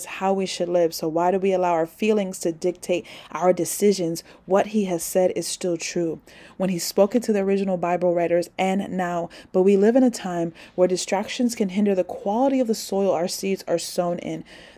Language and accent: English; New York City, New York, United States; This is my hometown